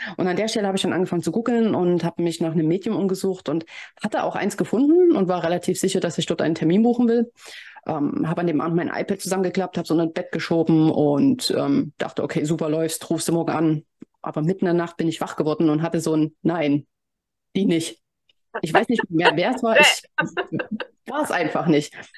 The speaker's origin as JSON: {"language": "German", "town": "Leipzig", "region": "Saxony", "country": "Germany", "said": "ich komme ja aus Leipzig"}